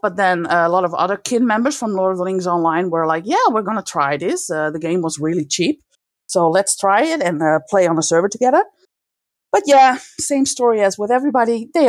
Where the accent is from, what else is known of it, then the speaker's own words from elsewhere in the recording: Netherlands; English is a second language; Well, I'm from the Netherlands.